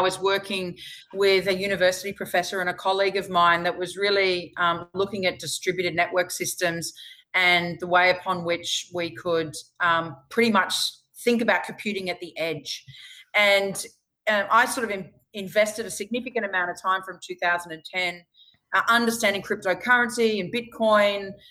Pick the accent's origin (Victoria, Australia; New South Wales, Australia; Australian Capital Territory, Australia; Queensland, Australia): Queensland, Australia; right here in my home state in Queensland